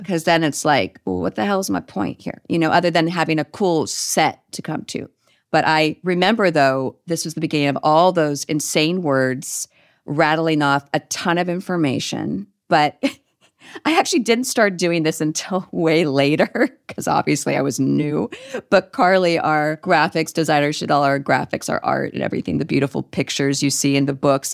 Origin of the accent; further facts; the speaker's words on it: Northern California, United States; we're both from Northern California.